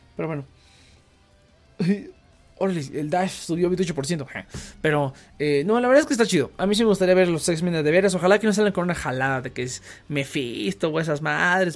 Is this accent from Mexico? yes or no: yes; Mexico